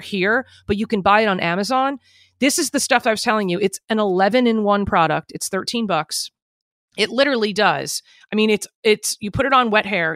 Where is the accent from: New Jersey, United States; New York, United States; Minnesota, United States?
New Jersey, United States; I'm from Jersey